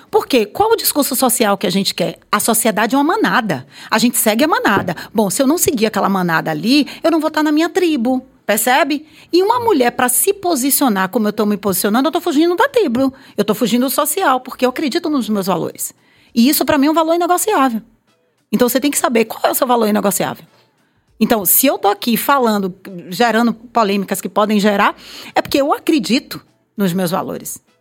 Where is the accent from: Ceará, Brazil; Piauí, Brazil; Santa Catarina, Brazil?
Piauí, Brazil; Piripiri; Sou de Piripiri. Eu vim então, de Piripiri.